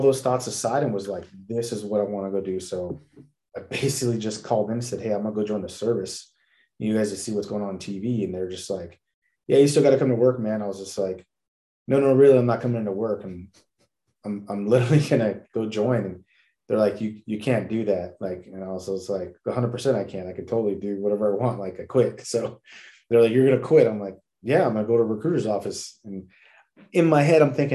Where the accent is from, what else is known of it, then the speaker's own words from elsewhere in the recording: National City, California, United States; now in Texas, United States; I grew up in National City, California. I usually say San Diego because nobody knows about National City